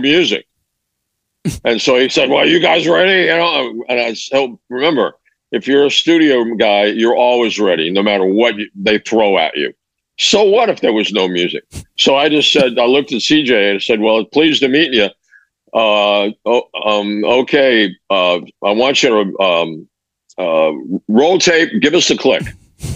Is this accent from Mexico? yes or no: yes; Mexico City, Mexico; moved away; I grew up in Mexico and Mexico City